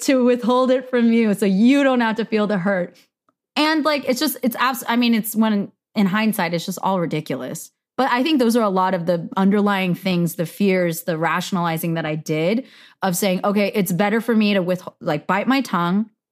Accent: United States; I am Korean American

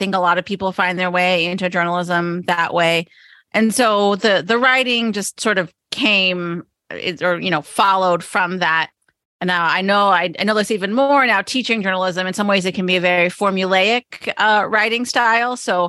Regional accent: Pottsville, Pennsylvania, United States; I did. I grew up in Eastern Pennsylvania, a town called Pottsville, which is where they brew Yingling beer

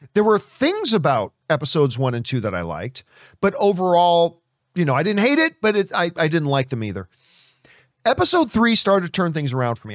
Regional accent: Halifax, Nova Scotia, Canada; moved away; Sidney Crosby, who's from my hometown. Um, at least the town I was born in. He's from Halifax as well.

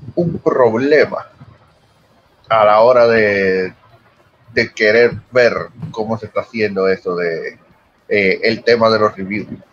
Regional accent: Dominican Republic; yo soy dominicano

